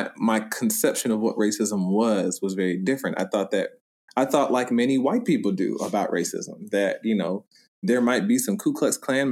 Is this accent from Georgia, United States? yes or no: yes; Atlanta, Georgia, United States; moved away as an adult; also born or lived in Skokie, Illinois / New York; I was born in Skokie, and then lived most of my life in Atlanta